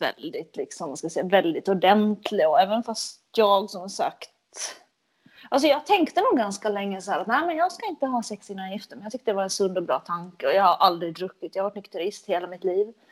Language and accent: Swedish; Finland; accent: Finland Swedish; jag är ju från Finland